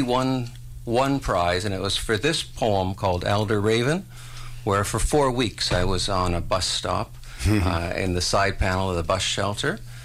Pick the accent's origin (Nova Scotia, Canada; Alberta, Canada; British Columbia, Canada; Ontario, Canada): Ontario, Canada; St. Catharines; moved away; this town of Port Dalhousie is where I grew up in Ontario